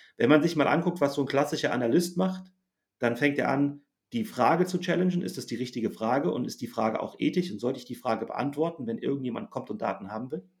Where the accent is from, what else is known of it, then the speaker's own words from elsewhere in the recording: Germany; ich bin ja auch Deutscher